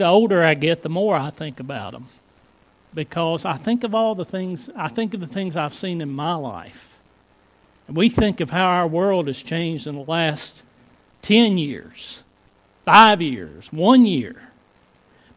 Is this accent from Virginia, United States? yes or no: yes; Floyd County, Virginia, United States; I grew up in Floyd County